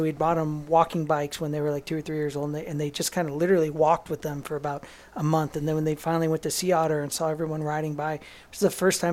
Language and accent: English; United States; we're American